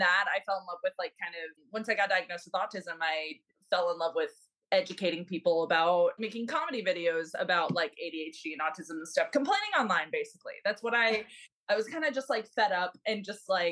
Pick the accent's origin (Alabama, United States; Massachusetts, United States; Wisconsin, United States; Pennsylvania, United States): Wisconsin, United States; Milwaukee; I am originally from Milwaukee, Wisconsin